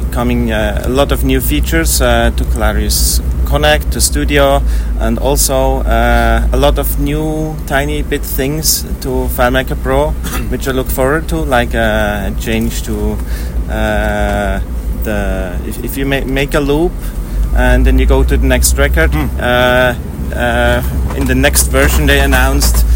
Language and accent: English; next to Zurich, Switzerland; I'm from Switzerland, next to Zurich.